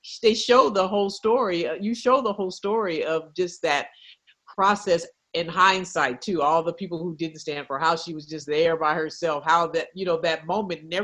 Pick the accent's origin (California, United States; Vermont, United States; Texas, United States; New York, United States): California, United States; Oakland; our childhood growing up in the Bay Area, Oakland